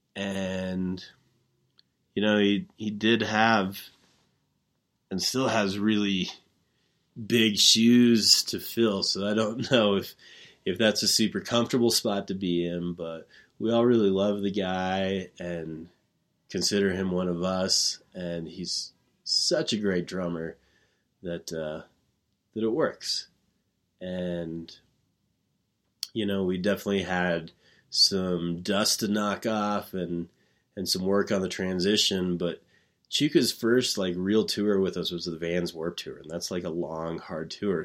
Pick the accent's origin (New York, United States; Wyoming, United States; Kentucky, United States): Wyoming, United States; Growing up in Wyoming